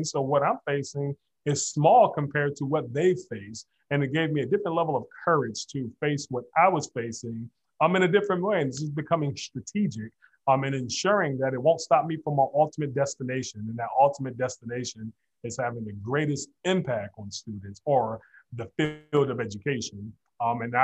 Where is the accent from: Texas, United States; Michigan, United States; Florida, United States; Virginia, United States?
Michigan, United States; Detroit; I'm born and raised in Detroit, Michigan, grew up on the West Side, product of Detroit Public Schools